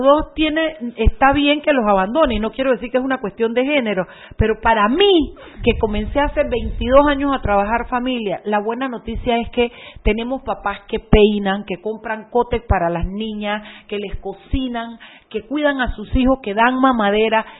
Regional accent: Panama; los panameños

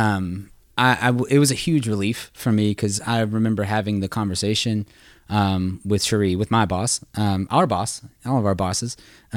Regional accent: the South, United States; I grew up in the South. My dad was a contractor, my uncle and electrician and all that.

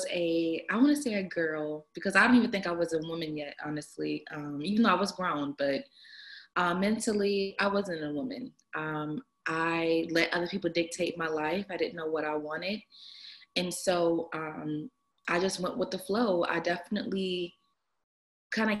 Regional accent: Atlanta, Georgia, United States; I am from Atlanta

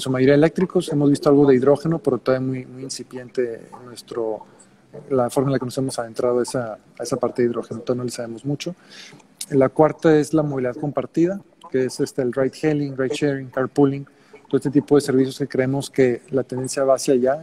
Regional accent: Monterrey, Nuevo León, Mexico; also born or lived in Mexico City / New York; yo soy de Monterrey originalmente

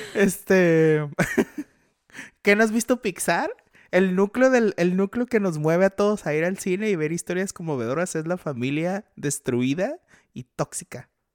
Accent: northern Mexico, Mexico; nosotros somos norteños

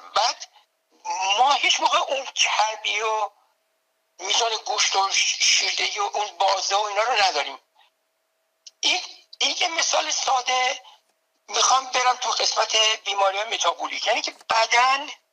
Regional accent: Tehran, Tehran Province, Iran; moved away as an adult; now in United States; من به قول خودمون بچه تهرانم یعنی در تهران در جنوب شهر تهران

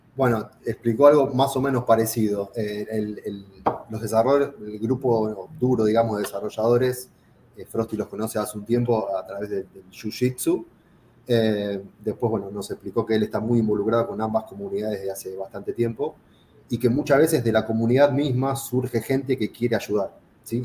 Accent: Argentina; yo era, soy argentino

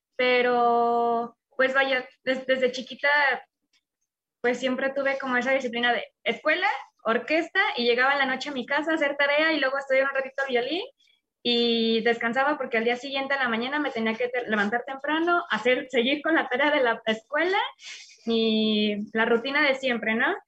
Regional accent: León, Guanajuato, Mexico; now in Mexico City, Mexico; soy de Guanajuato, en específico de León, pero actualmente vivo en Ciudad de México.

